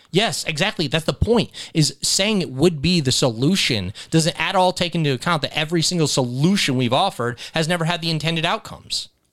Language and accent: English; United States; I was from America